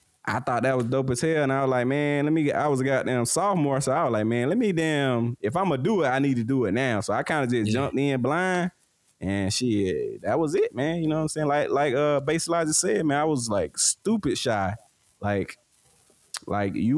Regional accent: Georgia, United States; I'm from Brooks County.

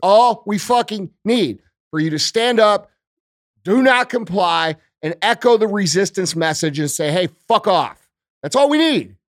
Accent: United States; as American citizens

